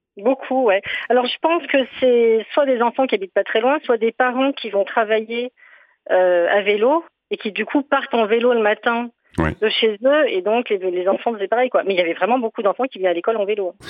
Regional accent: Briançon, Provence-Alpes-Côte d'Azur, France; moved away; j'ai grandi à Briançon

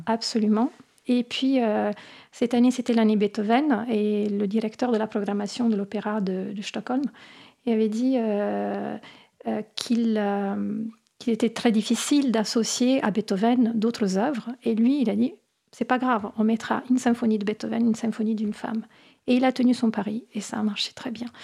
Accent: Apulia, Italy; French is a second language; now in France; j'ai grandi en Italie

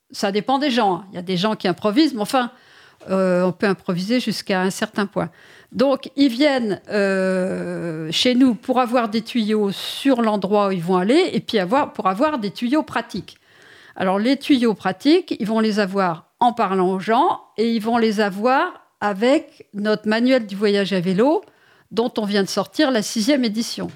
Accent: Paris, Île-de-France, France; je suis parisienne pur jus

